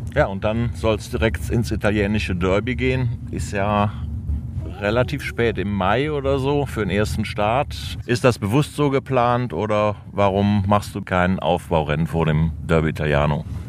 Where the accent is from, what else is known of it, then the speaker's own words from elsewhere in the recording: Cologne, North Rhine-Westphalia, Germany; als Kölner